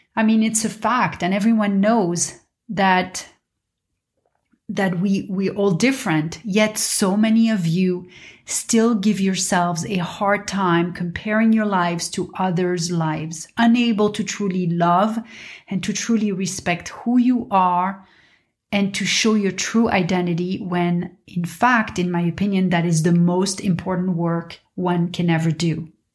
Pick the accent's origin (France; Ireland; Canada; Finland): France; Paris, Île-de-France; moved away as an adult; also born or lived in New York / London / Dubai / Mumbai; now in Los Angeles, United States; I was born and raised in Paris